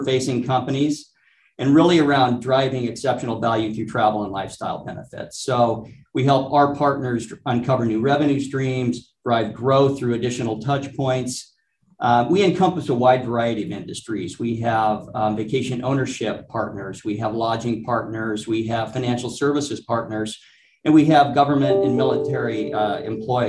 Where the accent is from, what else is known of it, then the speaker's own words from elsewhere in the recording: Alaska, United States; moved away; I grew up in Alaska